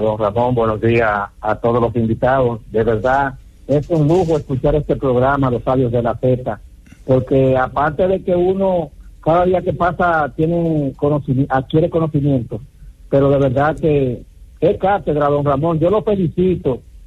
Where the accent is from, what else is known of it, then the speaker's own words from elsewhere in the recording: Dominican Republic; yo como dominicano